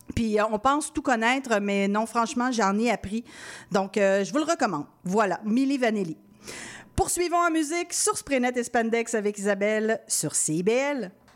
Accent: Quebec City, Quebec, Canada; je suis originaire de Québec

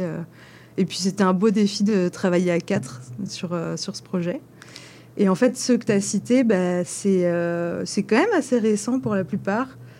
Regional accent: France; moved away; je suis française

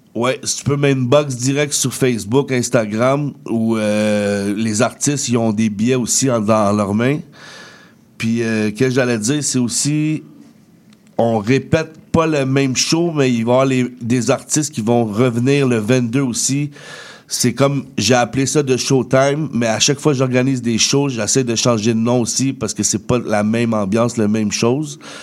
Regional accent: Laval, Quebec, Canada; je viens de Laval, fait que je rappe mon Laval comme Montréal

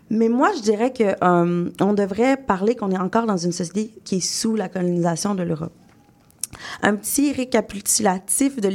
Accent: Quebec, Canada; accent: Québécois; mon accent québécois aujourd'hui, n'est pas nécessairement très fort, beaucoup dû à mes études euh, en théâtre, mais je viens quand même d'une famille d'origine d'Abitibi, j'ai grandi en Mauricie, j'ai été élevée avec des gens qui ont un accent.

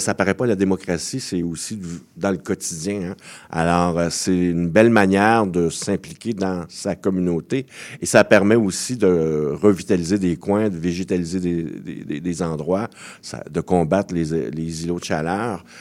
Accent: Montreal, Quebec, Canada; je suis né à Montréal-Nord

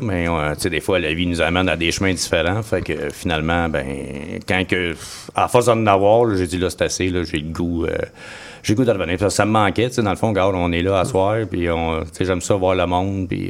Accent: Joliette, Quebec, Canada; je suis natif de Joliette

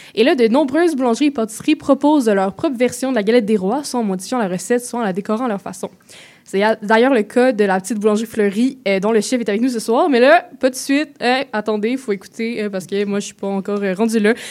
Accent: Quebec, Canada; en tant que Québécoise

